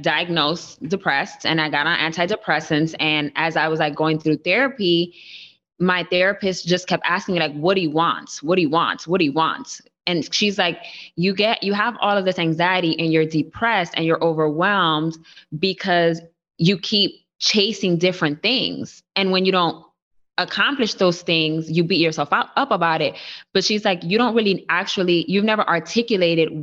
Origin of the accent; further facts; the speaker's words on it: New York City, New York, United States; I was born and raised in the Bronx.